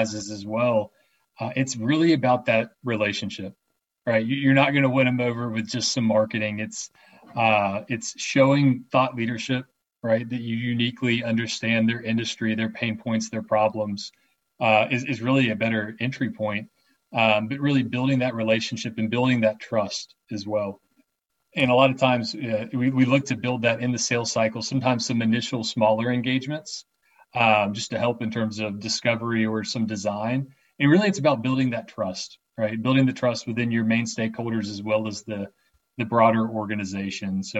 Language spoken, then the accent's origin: English; Atlanta, Georgia, United States; A lot of us are born and raised in Atlanta here as well